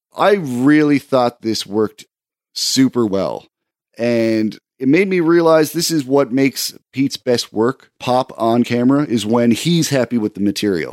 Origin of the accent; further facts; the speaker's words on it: Canada; as a Canadian